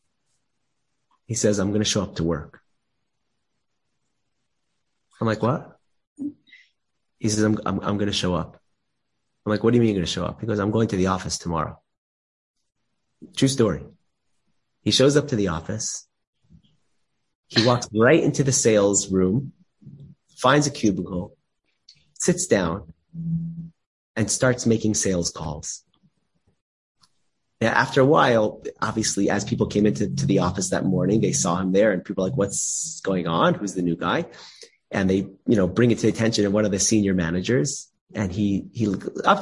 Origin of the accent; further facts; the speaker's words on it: Los Angeles, California, United States; I have a good friend of mine growing up in Los Angeles. We grew up together